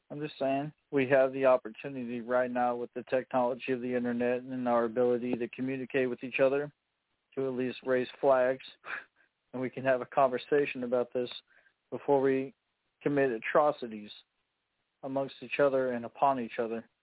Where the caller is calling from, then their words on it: Champaign, Illinois, United States; I'm from Champaign, Illinois.